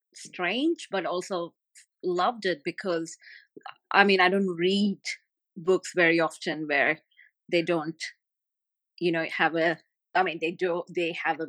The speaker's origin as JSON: {"language": "English", "country": "Saudi Arabia", "tie": "born or raised there", "first_language": "Tamil", "second_language": "English", "said": "My mother, my primary language is Tamil, but I did not read that until I was 15 years old. And because we, growing up in Saudi, it was either English"}